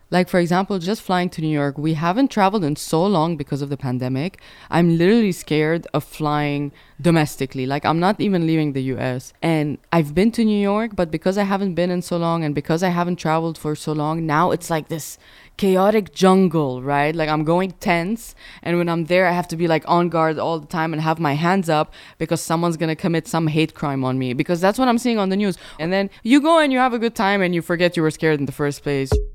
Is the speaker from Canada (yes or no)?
no; Sharjah, United Arab Emirates; moved away; also born or lived in Dubai; growing up in Sharjah, Dubai